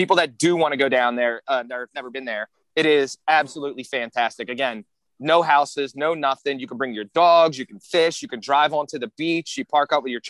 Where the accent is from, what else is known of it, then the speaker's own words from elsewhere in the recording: North Wales, Pennsylvania, United States; So the kid I grew up with in North Wales